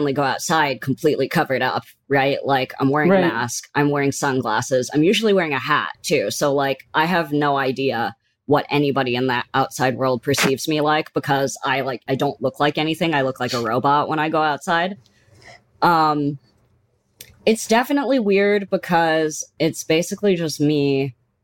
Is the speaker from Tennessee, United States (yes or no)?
no; San Francisco, California, United States; now in New York, United States; I'm from San Francisco, so I go home for the holidays